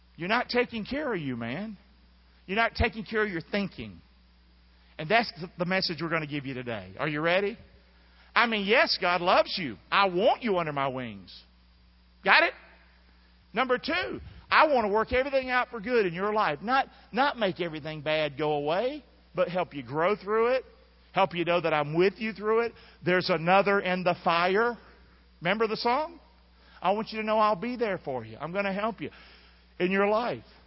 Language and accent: English; Rockingham, North Carolina, United States; I'm from Rockingham, North Carolina, where we didn't get anything new. Not when I was a kid growing up